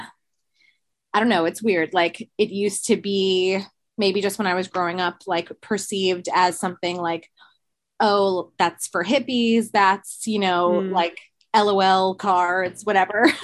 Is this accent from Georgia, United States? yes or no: no; Westchester, New York, United States; also born or lived in Queens, New York; I'm from Westchester, New York. I'm currently living in Queens, Astoria, also in New York